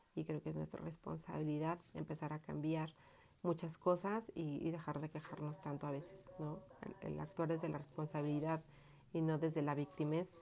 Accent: Mexico; aquí en mi pueblo se ocupan los velorios

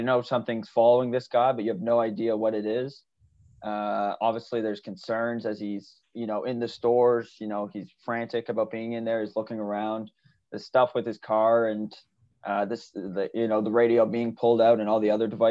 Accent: Rexton, New Brunswick, Canada; moved away as an adult; now in Saint John, Canada; I'm just from Rexon as well

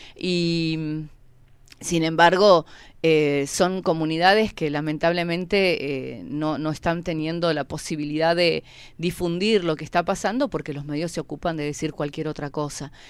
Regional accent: Pu Lof en Resistencia Cushamen, Chubut, Argentina; vengo de Pulov Resistencia Kusamen, una comunidad

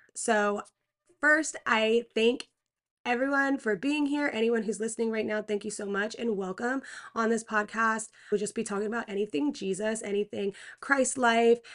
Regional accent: Pennsylvania, United States; I was born in Pennsylvania.

